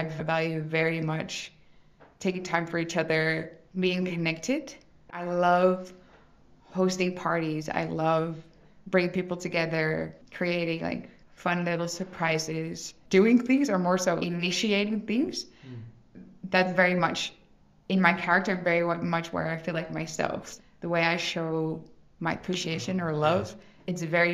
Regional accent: Netherlands; I'm from the Netherlands

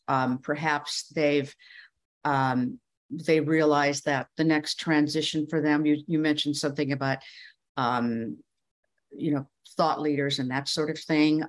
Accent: Midwest, United States; moved away as an adult; also born or lived in Iowa / New York City; I grew up in the Midwest

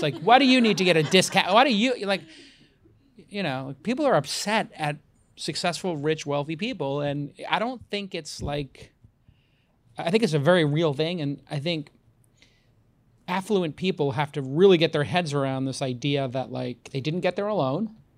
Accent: United States; now in San Francisco, United States; I'm an American living in San Francisco

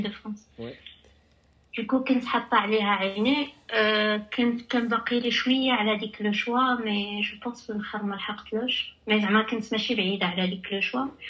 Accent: Tangier, Tanger-Tetouan-Al Hoceima, Morocco; moved away as an adult; also born or lived in Casablanca; كبرت وتربيت في طنجه

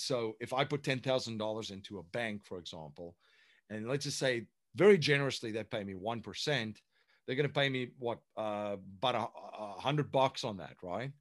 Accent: South Africa; moved away as an adult; now in United States; I'm originally from South Africa. So um, I came to the United States in the, uh, well, 2001

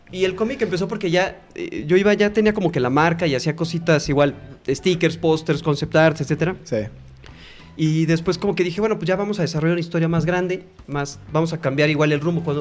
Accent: Mexico; Y somos mexicanos

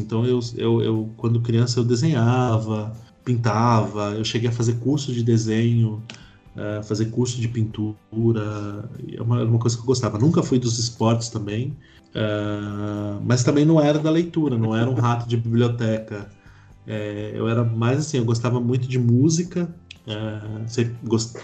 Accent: São Paulo, Brazil; also born or lived in Belo Horizonte; eu cresci ali, eu morei ali até os, até os 10

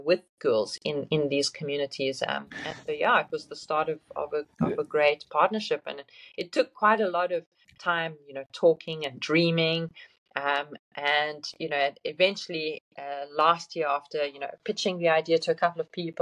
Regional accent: South Africa; coming from South Africa, being South African

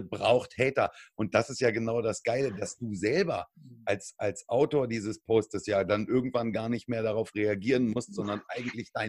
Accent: Germany

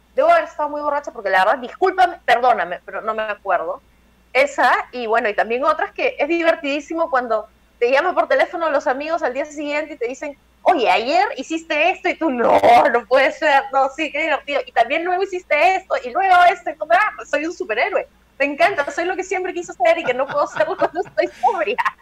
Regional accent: Peru; yo soy una típica peruana

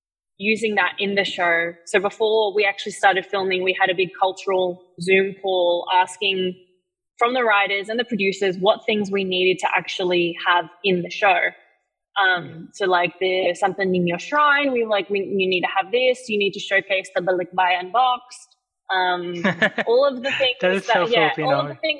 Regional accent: Philippines; I have, obviously, being Filipino, you have a ton of cousins and relatives.

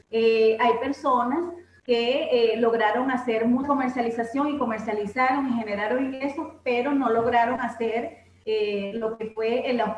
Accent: Caracas, Capital District, Venezuela; somos de Caracas, Venezuela.

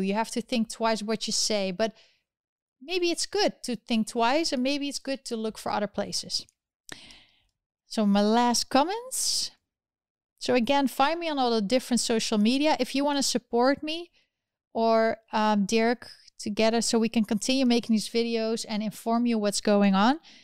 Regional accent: Netherlands; moved away; I'm originally from the Netherlands

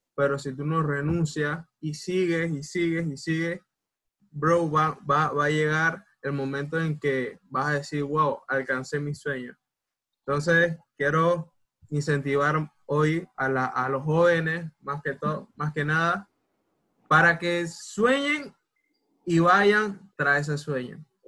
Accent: Panama; soy panameño hasta los huesos

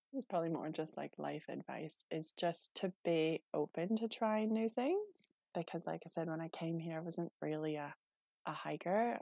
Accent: Manitoba, Canada; moved away as an adult; now in Methven, New Zealand; I'm originally from Canada, so I grew up in a small, um, a small town south of the main city uh, in Manitoba

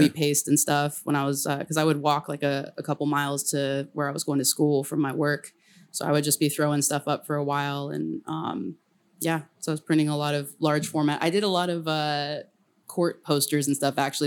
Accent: El Camino, California, United States; moved away as an adult; also born or lived in San Francisco; I grew up on El Camino, which is loud as hell

